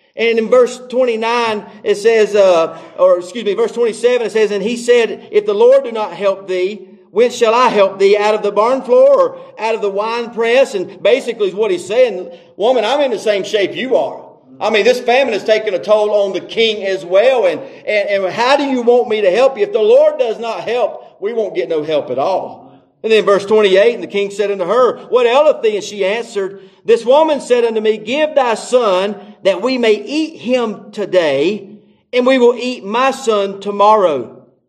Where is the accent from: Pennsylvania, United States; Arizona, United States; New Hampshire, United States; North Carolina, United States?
North Carolina, United States; I grew up in North Carolina and I didn't grow up in church.